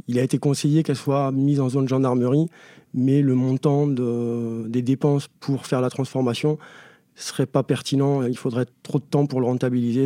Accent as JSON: {"language": "French", "area": "Ariège", "region": "Occitania", "country": "France", "tie": "born or raised there", "moved": "as an adult", "lives_now": "Paris, France", "said": "moi où j'ai grandi, c'est une petite exception. Euh, on va faire une petite parenthèse, mais le département de l'Ariège"}